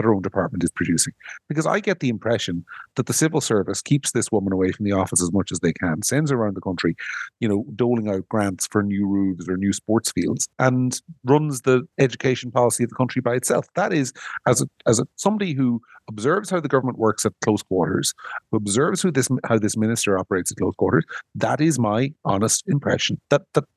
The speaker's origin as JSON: {"language": "English", "town": "Monaghan", "region": "Ulster", "country": "Ireland", "said": "I'm a bogger from Monaghan"}